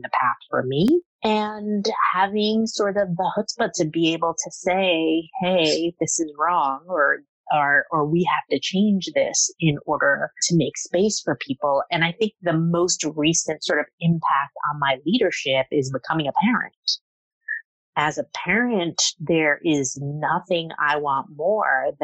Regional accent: Jersey City, New Jersey, United States; I grew up in Jersey City in sort of the area that has been gentrified.

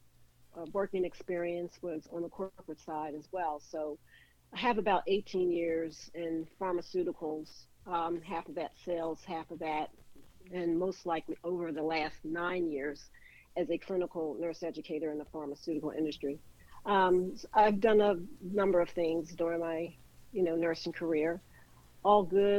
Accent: Philadelphia, Pennsylvania, United States; moved away as an adult; also born or lived in Wynnefield, Pennsylvania / West Chester, Pennsylvania; now in Atlanta, United States; I was born and raised in West Philadelphia.

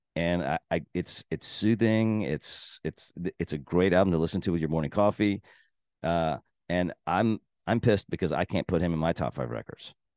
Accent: Texas, United States; I'm from Texas

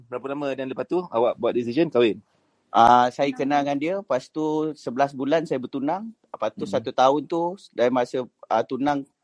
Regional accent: Port Dickson, Negeri Sembilan, Malaysia; also born or lived in Kuala Lumpur; Saya asal Negeri Sembilan, dok. Saya lahir KL tapi saya menetap dekat Negeri Sembilan. Membesar kat sana. Besar di Negeri Sembilan

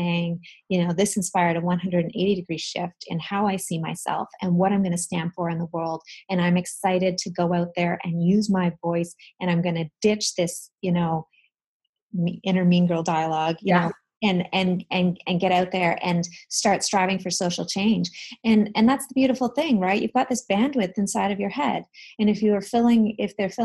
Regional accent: Canada; I'm from Canada

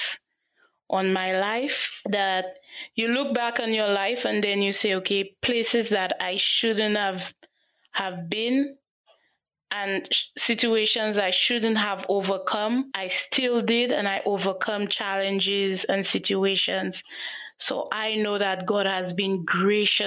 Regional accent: St. Lucia; I'm from St. Lucia.

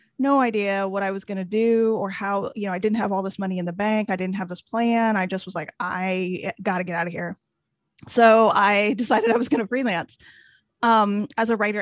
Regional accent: a small town in Indiana, United States; moved away as an adult; also born or lived in Washington, D.C. area

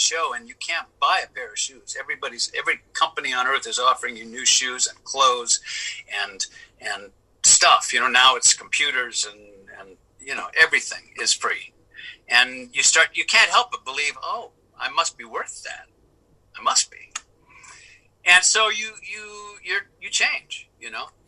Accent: Avalon, California, United States; moved away; also born or lived in Hollywood; a few friends that I grew up with in Catalina

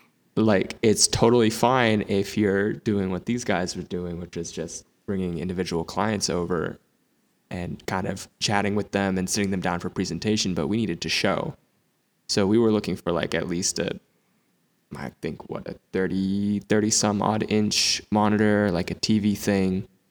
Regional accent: Princeton, New Jersey, United States; Yeah, so Princeton, it's a nice area. Like I'm not gonna front, like, you know, it's a lot of suburbs

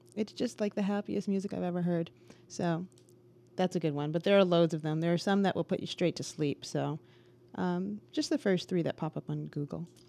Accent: Bloomfield Township, Michigan, United States; I'm from Bloomfield Township, Michigan

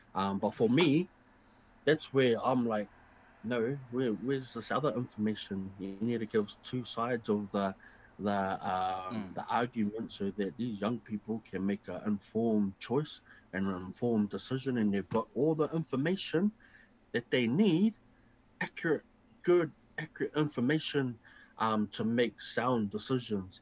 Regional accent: New Zealand; as Kiwi, as Māori, as Pacifica, as New Zealanders

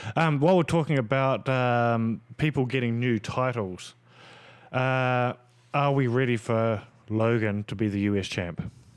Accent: New Zealand; me being a Kiwi

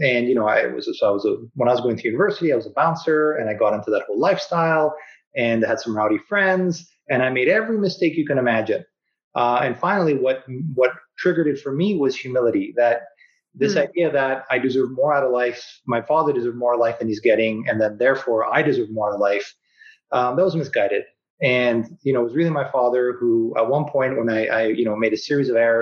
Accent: Vancouver, British Columbia, Canada; also born or lived in Kelowna; I was born and raised in Vancouver.

